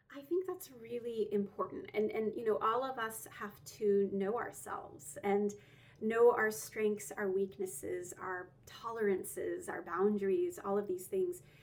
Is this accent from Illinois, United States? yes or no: no; Roswell, Georgia, United States; also born or lived in Alpharetta, Georgia; I grew up in Georgia. I grew up right outside of Atlanta in Roswell and then later Alpharetta.